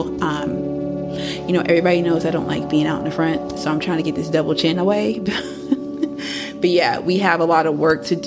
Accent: Fayetteville, North Carolina, United States; I thought Fayetteville was going to hold me down because that's my hometown

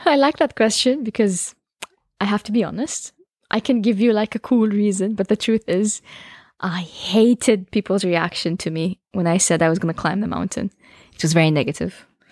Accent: Jeddah, Makkah Province, Saudi Arabia; I come from Jeddah.

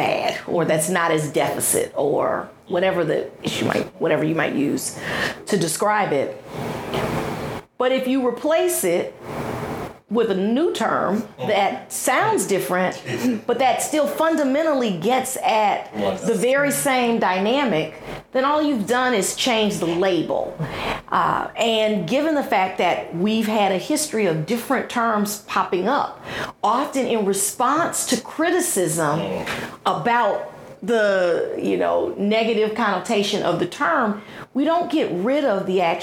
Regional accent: Houston, Texas, United States; I grew up in Houston

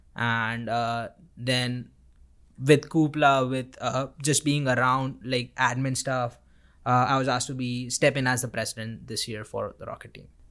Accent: Vadodara, Gujarat, India; moved away as an adult; now in Auburn, United States; I'm from Vadodara, India

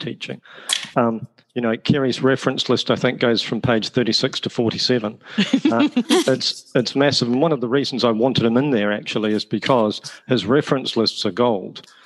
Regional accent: New Zealand; accent: New Zealand; moved away as an adult; also born or lived in Wales / Australia; now in United Kingdom; The accent is from New Zealand. Uh, my parents are both Irish. I was born in Wales. Uh, I grew up in New Zealand, having travelled there via Australia.

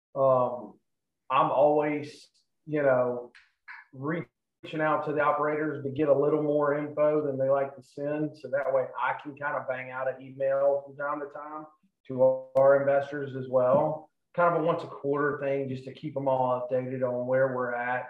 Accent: Charleston, United States; I'm from Charleston

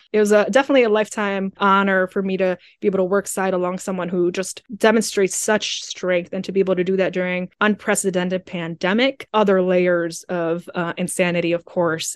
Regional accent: Dearborn, Michigan, United States; also born or lived in Sierra Leone; Dearborn is home. It's my hometown in terms of the United States, and I'm so proud of it

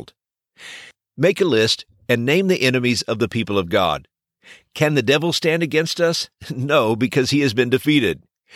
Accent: Texas, United States; When I was growing up in Texas, I was blessed to be a part of a great church

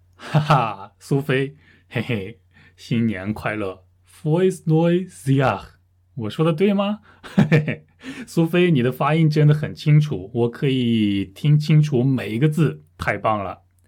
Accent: Russia; Chinese is a second language; 我是俄罗斯人

